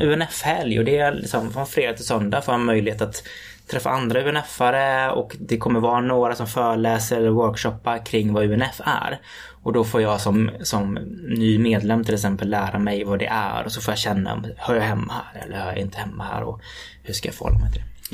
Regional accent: Floda, Västra Götaland, Sweden; Ungdomens nykterhetsförbund hemma i Floda i Lerums kommun

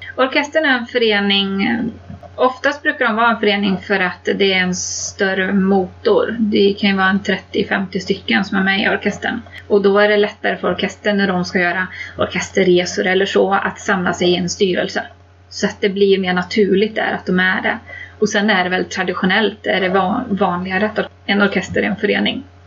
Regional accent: Kil, Värmland, Sweden; där jag är ifrån, från Värmland i Kil

